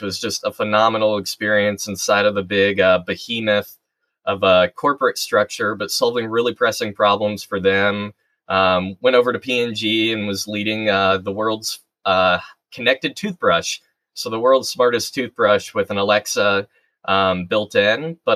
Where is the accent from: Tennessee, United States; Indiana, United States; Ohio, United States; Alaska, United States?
Indiana, United States; Muncie; where we grew up in Muncie